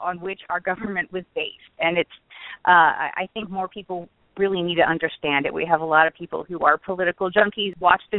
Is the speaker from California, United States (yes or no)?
no; Virginia, United States; I'm a native Virginian